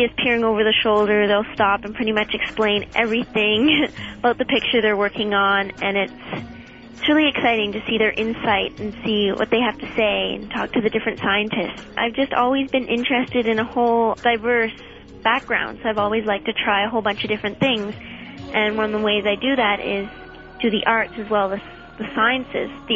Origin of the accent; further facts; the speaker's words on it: Canada; now in Colorado Springs, United States; I'm from Canada, but I'm currently living in Colorado Springs here in the U.S.